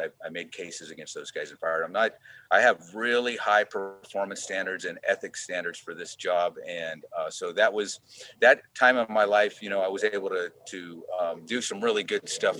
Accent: Hanford, California, United States; moved away as an adult; now in Sonoma County, United States; we grew up in the Central Valley

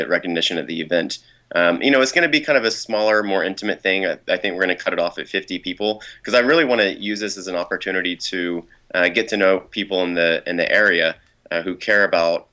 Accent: Driftwood, Texas, United States; now in New York City, United States; I'm from Driftwood, Texas.

